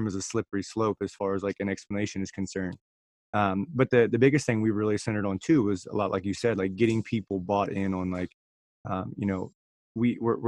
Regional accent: Virginia, United States; moved away as an adult; now in Washington, United States; I'm actually from Virginia

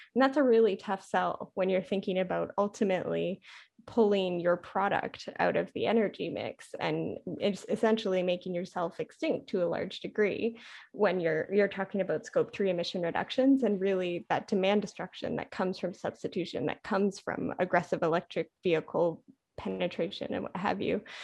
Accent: Canada; moved away as an adult; also born or lived in Ottawa, Canada; now in Washington, DC, United States; as a Canadian and and living the the American experience

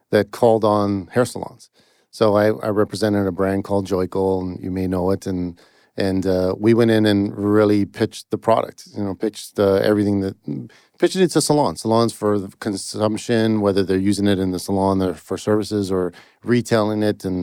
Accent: Toronto, Ontario, Canada; In Toronto, Canada.

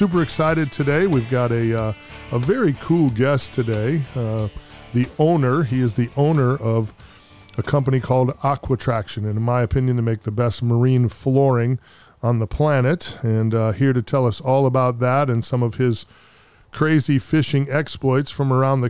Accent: Wisconsin, United States; now in Tampa, United States; I'm from Wisconsin originally, as you know

